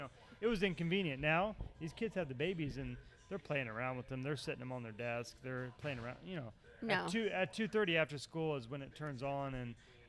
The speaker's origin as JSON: {"language": "English", "region": "Indiana", "country": "United States", "tie": "born or raised there", "moved": "yes", "said": "When I grew up in Indiana."}